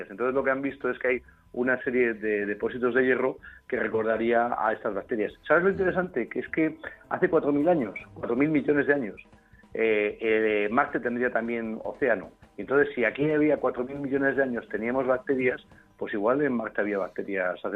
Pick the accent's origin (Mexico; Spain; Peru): Spain; no por aquello de decir que bien, qué buenos somos españoles